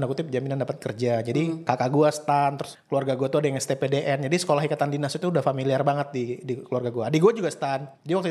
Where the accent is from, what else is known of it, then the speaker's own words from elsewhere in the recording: Sumatra, Indonesia; accent: Sumatran; Enggak sih, cuman gue dibully karena logat gue aja gitu.